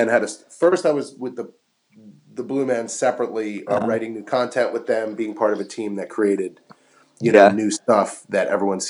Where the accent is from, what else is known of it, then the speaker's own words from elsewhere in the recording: Metuchen, New Jersey, United States; That's right. Tiny little town called Metuchen, New Jersey. It's inside of another larger town called Edison, but it's a little borough.